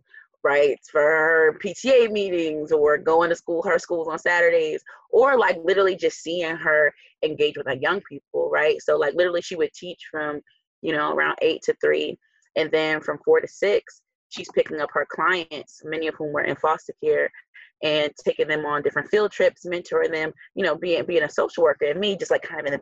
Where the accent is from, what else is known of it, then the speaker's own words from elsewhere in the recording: Newark, New Jersey, United States; also born or lived in Western Massachusetts; I'm a diehard Newarker, born and raised here. So I grew up in the South Ward of Newark